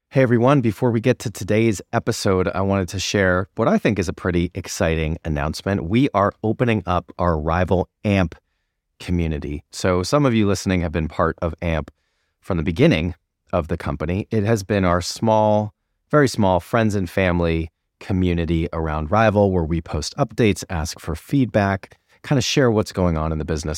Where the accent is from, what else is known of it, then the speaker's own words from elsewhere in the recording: United States; as an American and at that time somebody working at Vayner